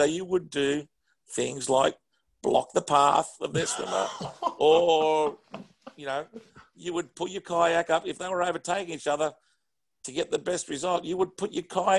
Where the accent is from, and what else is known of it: Australia